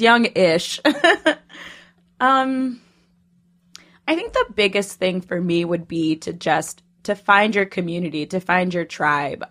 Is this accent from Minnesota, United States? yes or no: yes; Minnesota, United States; moved away as an adult; also born or lived in Poughkeepsie; now in New York, United States; I'm originally from Minnesota